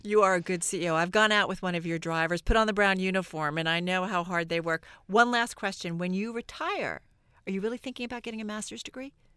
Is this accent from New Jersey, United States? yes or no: yes; New Jersey, United States; born and bred in New Jersey.